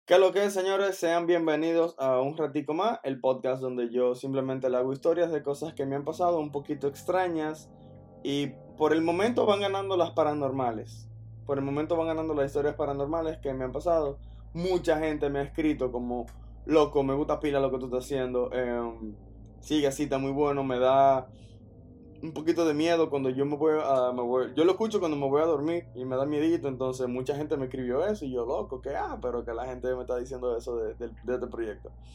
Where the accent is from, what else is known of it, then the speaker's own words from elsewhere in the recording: Dominican Republic; yo soy dominicano